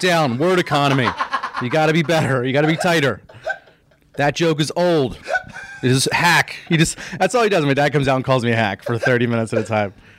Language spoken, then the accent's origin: English; Philadelphia, Pennsylvania, United States; also born or lived in New York; I grew up in Philadelphia. Yeah, yeah, I was born here, and uh, born right outside of the city